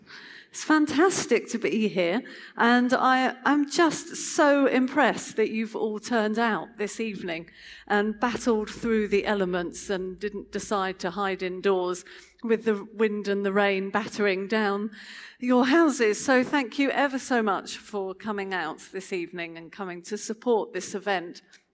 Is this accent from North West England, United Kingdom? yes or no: no; Chichester, South East England, United Kingdom; So just to tell you a little bit about myself, I come from Chichester and live there with my family